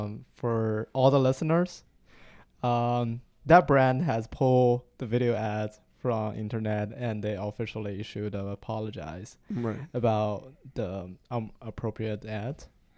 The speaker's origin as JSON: {"language": "English", "town": "Hefei", "region": "Anhui", "country": "China", "tie": "born or raised there", "second_language": "English", "said": "Hefei is kind of like 6 hours drive away from Shanghai."}